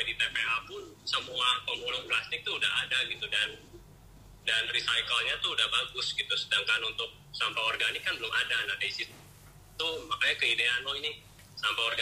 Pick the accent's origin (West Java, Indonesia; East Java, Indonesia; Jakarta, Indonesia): West Java, Indonesia; Bandung; asal dari kota Bandung kalau dulu sih kerjanya saya kerja di bank